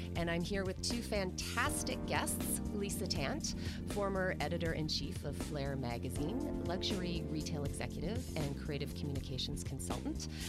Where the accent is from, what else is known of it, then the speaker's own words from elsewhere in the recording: Orangeville, Ontario, Canada; I grew up in Orangeville